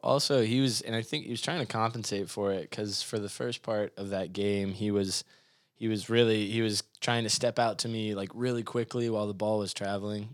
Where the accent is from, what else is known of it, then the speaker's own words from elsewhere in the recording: Mount Juliet, Tennessee, United States; I grew up in Mount Juliet